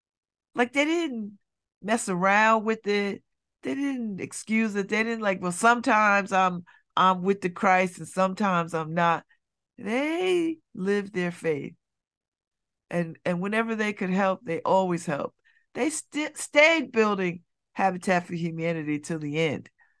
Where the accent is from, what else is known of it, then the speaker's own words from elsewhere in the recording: Connecticut, United States; when I was a kid growing up, you know, and I lived in Church Street South. I grew up in Church Street South.